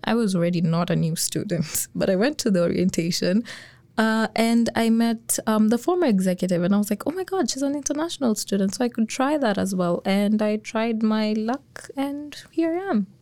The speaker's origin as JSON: {"language": "English", "country": "Kenya", "moved": "as an adult", "lives_now": "Lethbridge, Canada", "said": "I'm an international student as well from Kenya."}